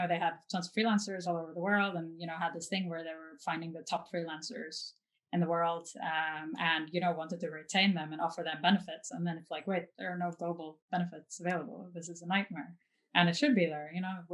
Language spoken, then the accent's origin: English; Norway; also born or lived in New York; now in Los Angeles, United States; I'm from Norway, but I'm not really attached to Norway anymore. And, you know, I was born and raised there